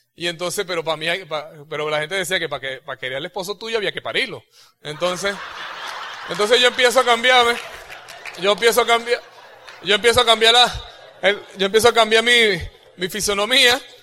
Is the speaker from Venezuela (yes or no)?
yes; Venezuela; moved away; cuando yo tenía 17 años, yo presenté en tres, en tres organismos de, los, militares allá en, esta, en, Venezuela